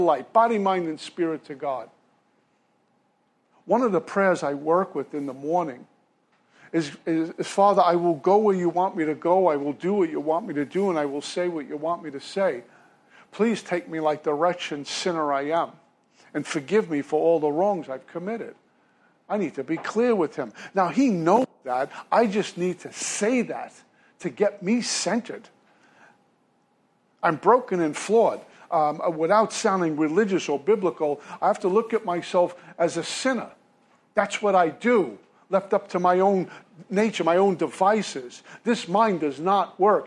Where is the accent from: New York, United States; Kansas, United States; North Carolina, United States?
New York, United States; New York City; moved away; also born or lived in Hastings, Minnesota; I'm originally from Brooklyn, New York.